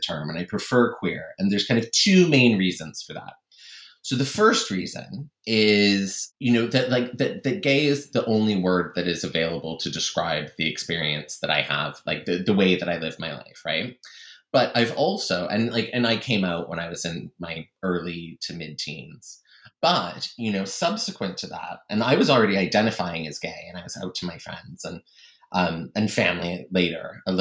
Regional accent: Canada; moved away as an adult; also born or lived in East Asia / Middle East; I'm originally from Canada, but I spent many years living and traveling in East Asia, and then many years living and traveling in the Middle East

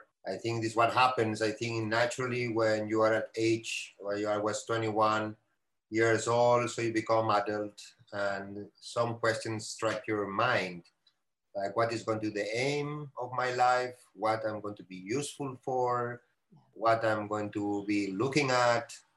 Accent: Barcelona, Catalonia, Spain; now in Auroville, India; I'm coming from Barcelona and coming from Spain, and there, unfortunately, we don't grow coffee.

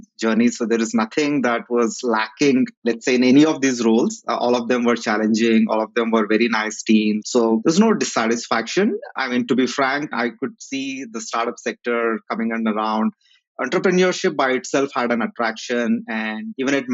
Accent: Kurnool, Andhra Pradesh, India; I'm from a place called Karnool in Andhra Pradesh

